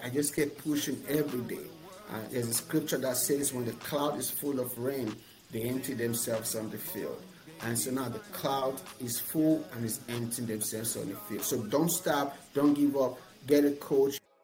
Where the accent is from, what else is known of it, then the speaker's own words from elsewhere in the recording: Nigeria; moved away as an adult; now in United States; I was born and raised in Nigeria